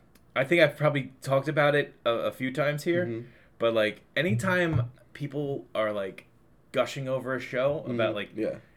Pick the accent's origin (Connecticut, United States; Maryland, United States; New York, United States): New York, United States; Long Island; Born and raised on Long Island, yes. Been to mostly every town on Long Island.